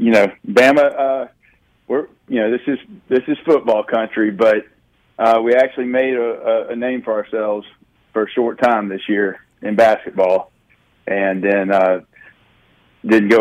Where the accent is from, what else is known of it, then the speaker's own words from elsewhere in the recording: Pike Road, Alabama, United States; I grew up out in the country, and I mean, it was almost a four-way stop area, about half an hour outside of Montgomery, Alabama, in a place called Pike Road